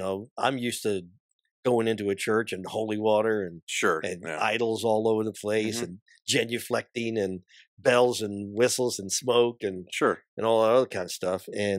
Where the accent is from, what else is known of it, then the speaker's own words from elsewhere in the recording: New York City, New York, United States; I'll have a target on my back once they know I'm from New York City area.